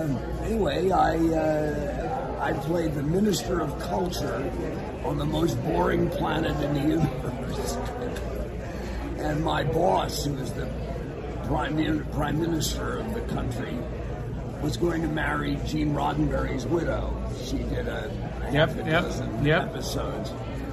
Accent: Hollywood, California, United States; But it was fun growing up then, or being alive young in Hollywood.

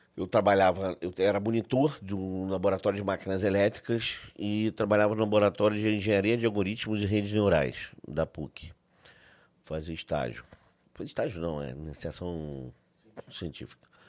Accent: Brazil; sendo brasileiro

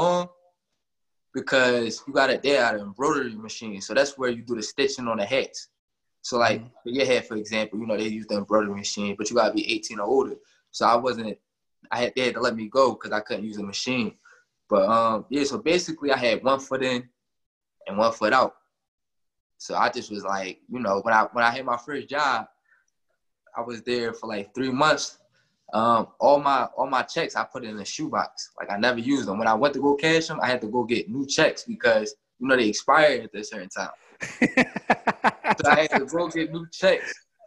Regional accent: Philadelphia, Pennsylvania, United States; I'm from North Philly. It's a small neighborhood. They call it the Badlands, 8th and Cambria

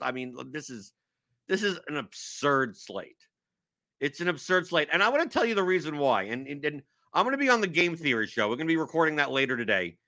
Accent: New York, United States; now in Louisville, United States; I'm from New York.

